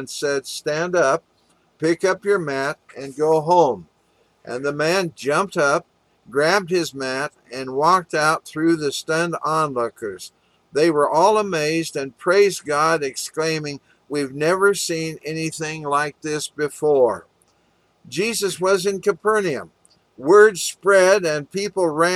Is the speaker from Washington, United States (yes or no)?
yes; Walla Walla, Washington, United States; also born or lived in Kansas City, Missouri; now in Sun Valley, Arizona, United States; when I was growing up in Walla Walla, Washington